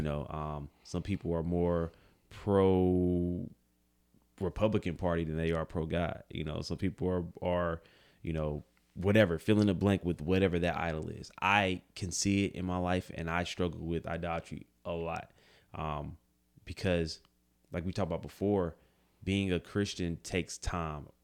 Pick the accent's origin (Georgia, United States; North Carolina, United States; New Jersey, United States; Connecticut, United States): North Carolina, United States; Greensboro; we're from Greensboro